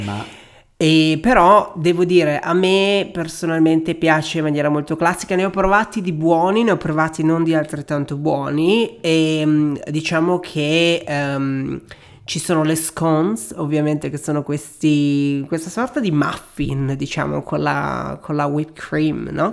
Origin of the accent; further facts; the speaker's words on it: Venice, Veneto, Italy; io sono originario di Venezia